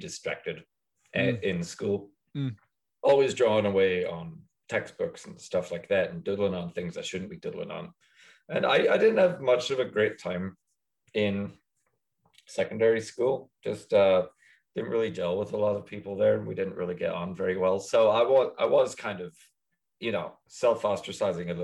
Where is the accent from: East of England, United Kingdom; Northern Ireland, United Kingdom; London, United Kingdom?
Northern Ireland, United Kingdom; Coleraine; moved away as an adult; also born or lived in Belfast; now in United States; I'm from Coleraine, specifically.